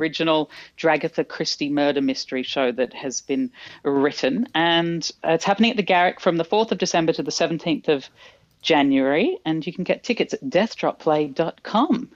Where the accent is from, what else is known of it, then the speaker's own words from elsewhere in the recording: Australia; accent: Australian; my Australian accent